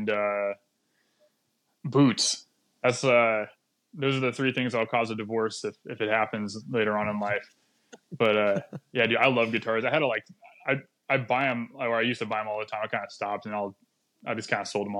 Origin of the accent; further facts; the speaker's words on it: East Valley, Arizona, United States; now in California, United States; I grew up in Arizona, East Valley, about 30 minutes east of Phoenix